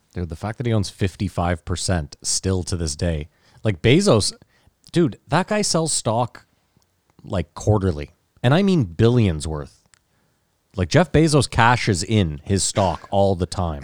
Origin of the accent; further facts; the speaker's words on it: Canada; I'm Canadian